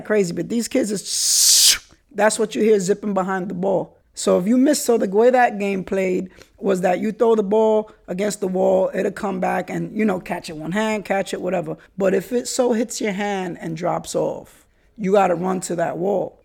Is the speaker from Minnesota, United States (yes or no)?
no; New York City, New York, United States; the ways that we were raised in the Bronx and New York City